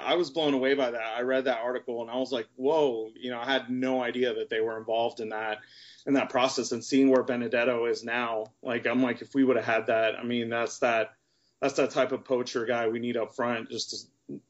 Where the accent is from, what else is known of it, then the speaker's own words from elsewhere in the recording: Houston, Texas, United States; moved away as an adult; now in Dallas, United States; So I'm originally from Houston. I have no family in Oregon, nothing, no relation to that. And I live here in Dallas. It's been about, I don't know, like 7 years now. I've been living in Dallas